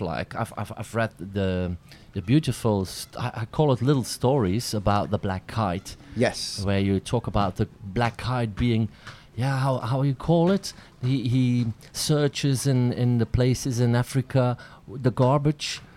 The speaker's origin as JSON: {"language": "English", "country": "Belgium", "said": "I'm a Belgian comedian"}